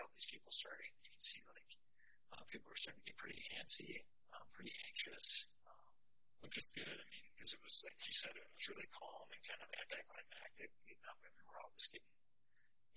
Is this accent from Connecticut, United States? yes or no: no; Minnesota, United States; I'm from Minnesota